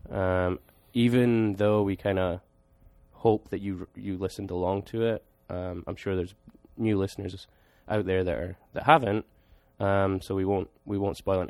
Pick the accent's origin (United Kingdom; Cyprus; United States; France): United Kingdom; Scotland; me being Scottish